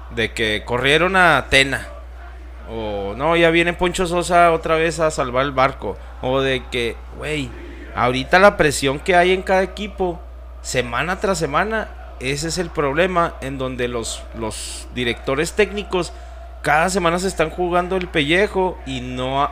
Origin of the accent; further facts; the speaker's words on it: Mexico; Somos mexicanos.